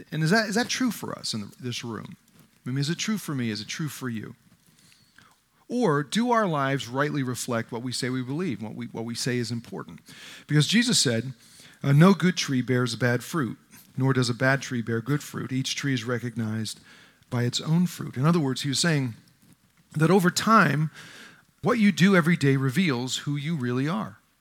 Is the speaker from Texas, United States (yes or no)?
no; New Jersey, United States; I grew up in North Jersey in a tough neighborhood